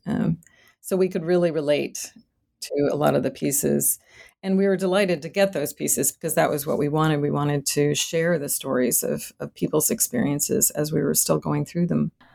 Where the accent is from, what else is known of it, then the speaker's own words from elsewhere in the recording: Boston, Massachusetts, United States; moved away as an adult; now in Rio Grande Valley, Texas, United States; I was born and raised in Boston, Massachusetts